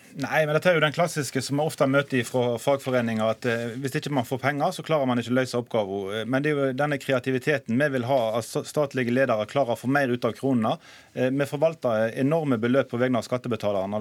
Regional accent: Western Norway, Norway; jeg kommer fra Vestlandet og kjenner til hvordan situasjonen er i næringslivet

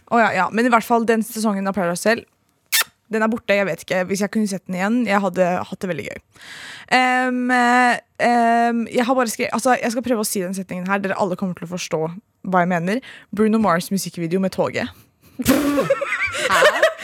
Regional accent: Lørenskog, Akershus, Norway; vi er jo fra Lørenskog

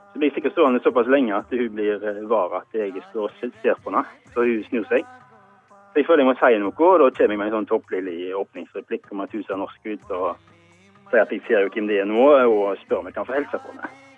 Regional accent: Norway; vi er fra Norge

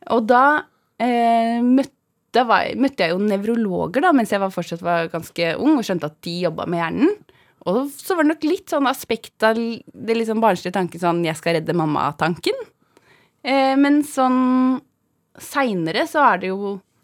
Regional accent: Svindal, Østfold, Norway; Jeg er fra Svindal, heter det. En eh, bygd i Østfold. Så jeg er fra gård. Jeg er odelsjente på en gård i Østfold

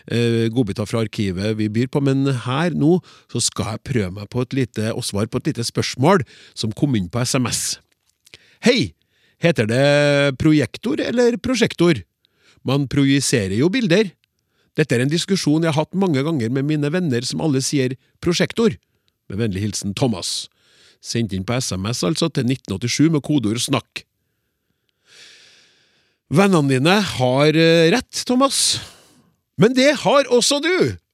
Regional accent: Oslo, Norway; Jeg har vokst opp i områder i Oslo hvor man for eksempel kunne si

